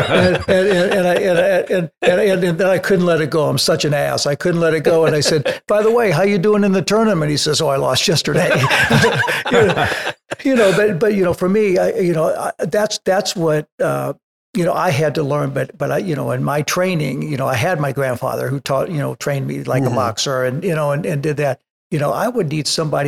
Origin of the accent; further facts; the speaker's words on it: St. Louis, Missouri, United States; moved away; I came from St. Louis